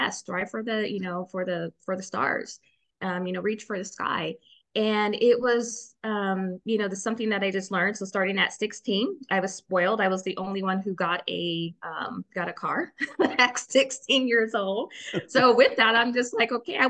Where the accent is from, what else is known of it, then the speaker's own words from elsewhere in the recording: Riverside, California, United States; now in Texas, United States; I was born and raised in Riverside, California. So I'm a California here in Texas.